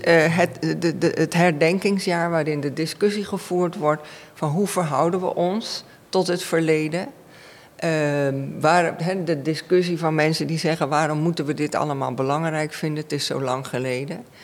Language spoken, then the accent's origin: Dutch; Suriname; first language Dutch; Ik ben in Suriname opgegroeid, Nederlands is mijn moedertaal